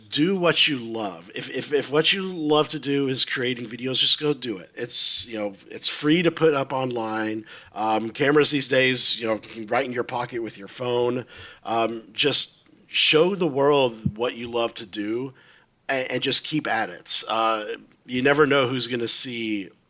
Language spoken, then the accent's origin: English; Texas, United States; moved away as an adult; now in Florida, United States; I come originally from Texas, born and raised in Texas